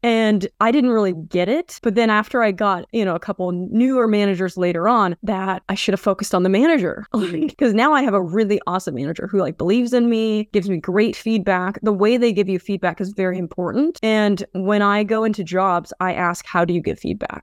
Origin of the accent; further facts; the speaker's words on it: Vancouver, Washington, United States; I've been in Vancouver, Washington my whole